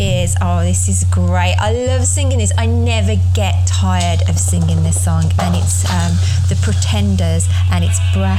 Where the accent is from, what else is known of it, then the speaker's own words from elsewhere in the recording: Birmingham, West Midlands, United Kingdom; because I'm from Birmingham and we had a huge Rastafari culture down in probably a couple of suburbs down.